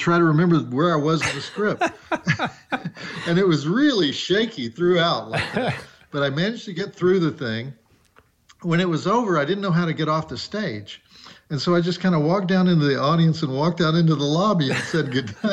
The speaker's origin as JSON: {"language": "English", "region": "Texas", "country": "United States", "accent": "Southern", "said": "I do have a Southern accent. Unfortunately, I am from Texas."}